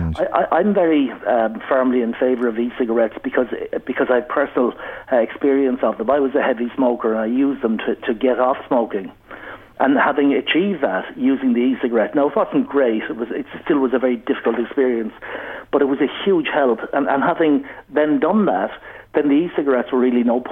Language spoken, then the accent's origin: English; Ireland; growing up in Ireland years ago, I started smoking at 14